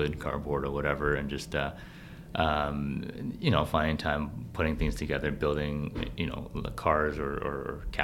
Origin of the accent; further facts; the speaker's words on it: Vancouver, British Columbia, Canada; also born or lived in Beijing, China / Burnaby; I was born in Beijing actually, and I moved to Vancouver when I was uh, very young, at the age of six. So I grew up in Vancouver, um, Vancouver proper for elementary school and, uh, and, and Burnaby later for, for high school.